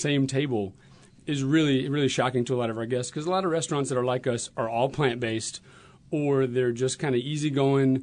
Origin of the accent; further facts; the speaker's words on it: High Point, North Carolina, United States; moved away; also born or lived in Arizona; I'm originally from High Point, North Carolina.